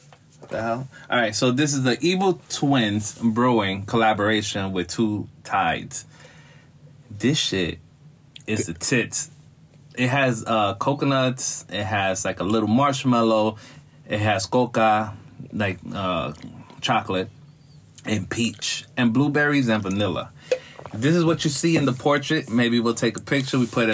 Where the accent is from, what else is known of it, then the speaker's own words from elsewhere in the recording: New York City, New York, United States; also born or lived in Williamsburg, Brooklyn; I was born in South 5th, and then when I turned 2, my parents decided to move out to Bushwick.